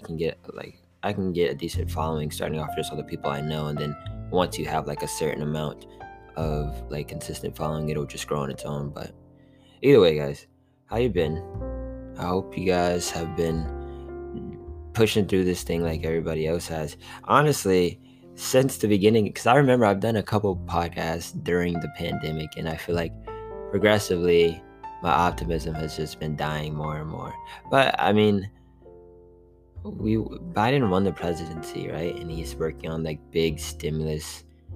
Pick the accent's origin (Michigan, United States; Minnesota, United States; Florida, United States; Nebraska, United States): Florida, United States; hometown near Orlando; also born or lived in Tallahassee, Florida; I actually got back to my hometown